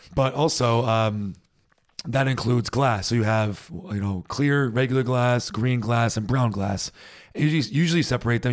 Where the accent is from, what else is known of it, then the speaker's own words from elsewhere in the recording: United States; now in Germany; as an American